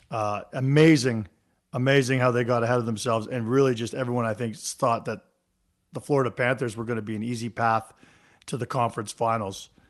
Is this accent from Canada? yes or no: yes; Toronto, Ontario, Canada; I grew up in Toronto.